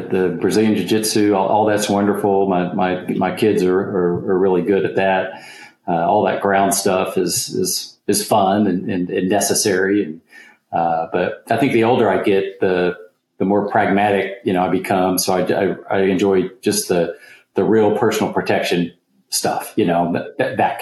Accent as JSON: {"language": "English", "region": "just outside of Oklahoma City", "country": "United States", "said": "Home base is just outside of Oklahoma City. So right in the middle of the country."}